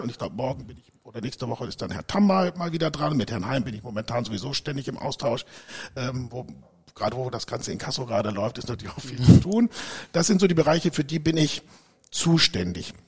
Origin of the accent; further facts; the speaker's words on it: Dortmund, North Rhine-Westphalia, Germany; moved away as an adult; also born or lived in United States; ich bin ein Dortmunder Junge, bin geboren in Dortmund